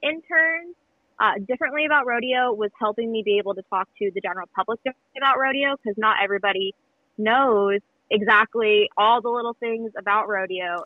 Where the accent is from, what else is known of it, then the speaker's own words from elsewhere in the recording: Ellensburg, Washington, United States; I grew up here in Ellensburg